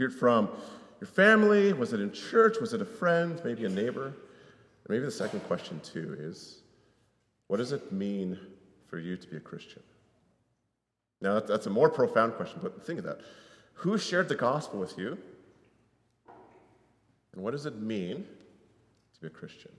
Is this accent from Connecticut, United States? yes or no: yes; Connecticut, United States; moved away; I grew up in Connecticut